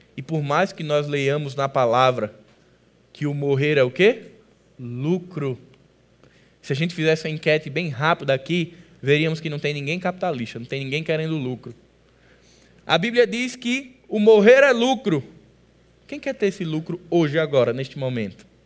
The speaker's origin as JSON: {"language": "Portuguese", "region": "Northeast Region", "country": "Brazil", "said": "Como bons nordestinos"}